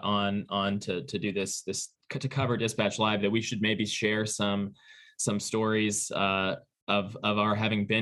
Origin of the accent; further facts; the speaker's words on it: St. Louis, Missouri, United States; moved away; I am from St. Louis, so these books and bookshelves belong to my parents